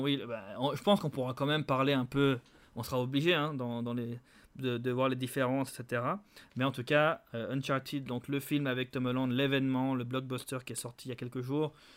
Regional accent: Geneva, Switzerland; Des Genevois, on est tous de Genève

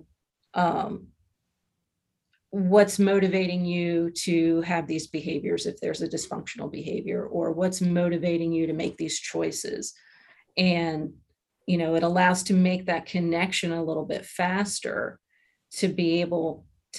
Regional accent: Lancaster, Pennsylvania, United States; moved away as an adult; also born or lived in Louisiana / Arizona / Virginia; now in New Mexico, United States; Grew up in Pennsylvania

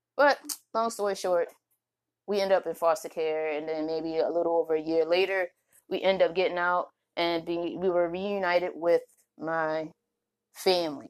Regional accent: Baltimore, Maryland, United States; moved away; also born or lived in Oklahoma; I'm from Baltimore

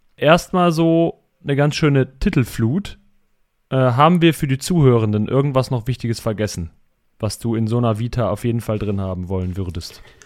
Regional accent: Cologne area, North Rhine-Westphalia, Germany; Ich bin, oder wir sind bei den Köln groß geworden

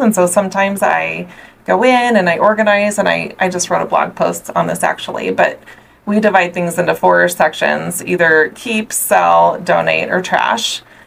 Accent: Omaha, Nebraska, United States; also born or lived in Southern California; I'm actually from Omaha, Nebraska, born and raised.

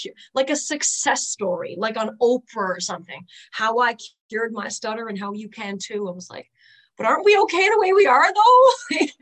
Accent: Newfoundland and Labrador, Canada; I am a local, born and raised in Newfoundland

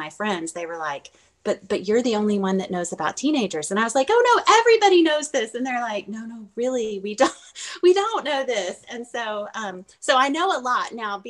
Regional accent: Fort Walton Beach, Florida, United States; also born or lived in Germany; So I grew up all over, literally all over the world, because I lived in Germany too. So, okay. I graduated high school in Fort Walton Beach, Florida. So that's what I call home.

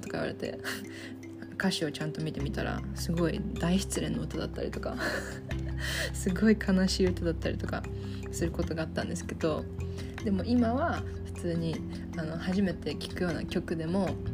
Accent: Japan; also born or lived in Taiwan; 日本と台湾で育ちましたでほとんどの時間は日本に

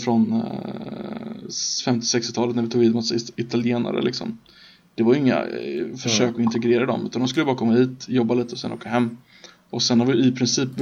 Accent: Sweden

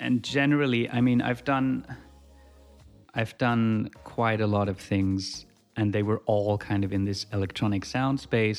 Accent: Germany; moved away as an adult; also born or lived in Switzerland; now in Australia; No, I grew up in Germany and finished high school there. And then moved to Switzerland to do a university degree in electronic music. And now I'm in Australia at the moment.

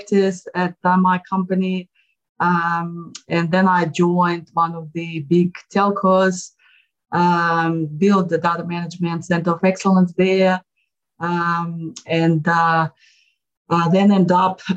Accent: Moscow, Russia; moved away as an adult; now in Australia; I was born in Moscow, Russia, and I got my first degree in engineering in Russia

